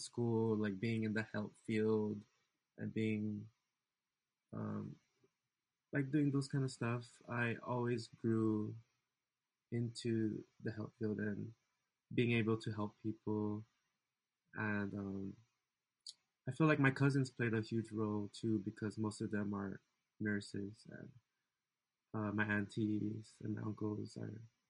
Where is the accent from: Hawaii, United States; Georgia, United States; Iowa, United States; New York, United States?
Hawaii, United States; Waipahu; moved away as an adult; now in Las Vegas, United States; I was raised in Waipahu